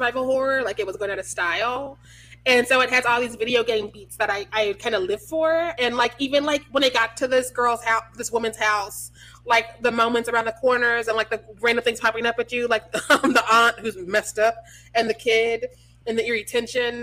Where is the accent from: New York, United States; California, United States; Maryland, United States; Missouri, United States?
Missouri, United States; I'm from Missouri.